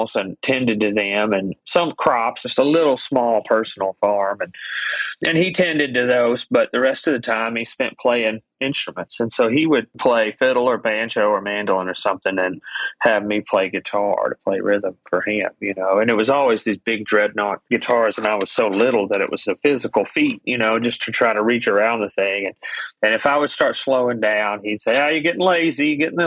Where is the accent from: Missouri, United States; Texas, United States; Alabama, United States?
Alabama, United States; Greenhill; I grew up in Greenhill, which is about half an hour from Muscle Shoals. So right on the Alabama-Tennessee state line.